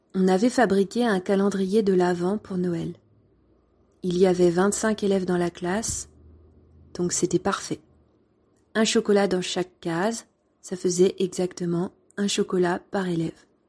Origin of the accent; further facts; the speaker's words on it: France; Mais t'es né où Ben, en France